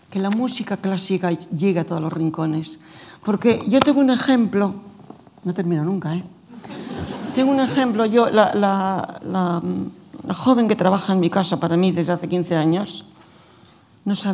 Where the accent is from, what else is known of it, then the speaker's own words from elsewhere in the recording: Spain; Nosotros estamos en España y somos los españoles.